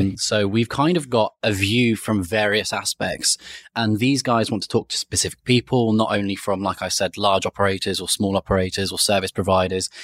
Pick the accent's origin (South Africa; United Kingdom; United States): United Kingdom; Cornwall, South West England; moved away as an adult; also born or lived in Sheffield; now in London, United Kingdom; originally, I'm from a county called Cornwall, which is in England, southwest of England.